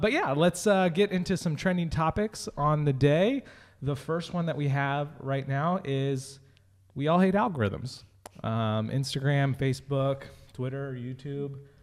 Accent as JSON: {"language": "English", "region": "California", "country": "United States", "tie": "born or raised there", "also_born_or_lived": "Philadelphia", "moved": "yes", "said": "I was born in California"}